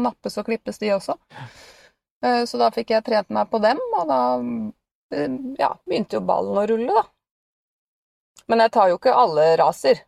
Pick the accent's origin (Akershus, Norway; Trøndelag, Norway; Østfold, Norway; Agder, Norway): Akershus, Norway; Bærum; den eh, lokale hundeskolen uh, i Bærum, da, der jeg kommer fra.